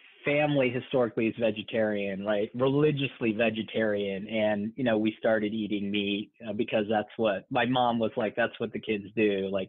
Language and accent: English; Cleveland, Ohio, United States; born there; I was born in Cleveland, Ohio.